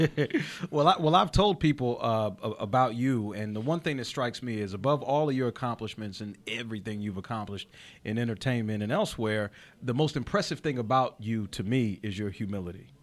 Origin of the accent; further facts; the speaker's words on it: Chester, Pennsylvania, United States; I'm actually from Chester, Pennsylvania